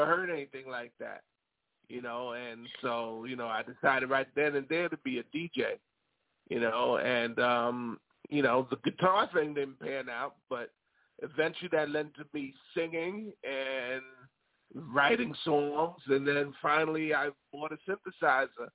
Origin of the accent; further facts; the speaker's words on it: New York City, New York, United States; I grew up in New York City where we had WABC